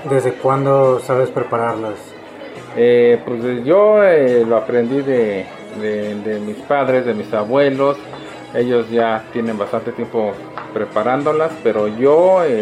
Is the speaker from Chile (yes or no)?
no; Tlaxiaco, Oaxaca, Mexico; De Tlajiaco, Oaxaca, de aquí.